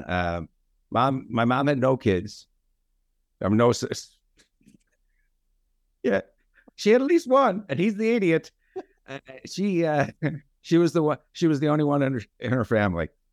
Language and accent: English; London, United Kingdom; moved away; also born or lived in Chicago, United States; I was born in London